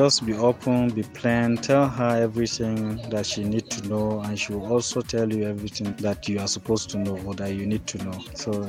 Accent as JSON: {"language": "English", "town": "Gombe", "region": "Gombe State", "country": "Nigeria", "said": "I'm from Gombe."}